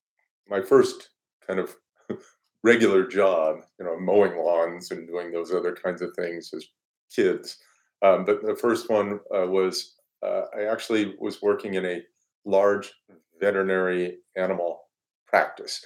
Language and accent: English; Denver, Colorado, United States; I grew up in Denver area and in Colorado